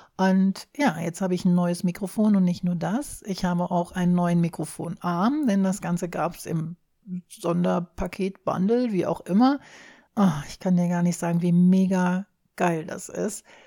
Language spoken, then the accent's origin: German; Germany; Wir hier in Deutschland